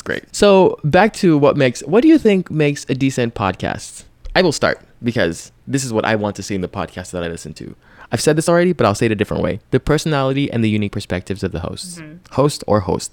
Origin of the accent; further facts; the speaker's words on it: Lagos, Nigeria; That city where I'm from, my hometown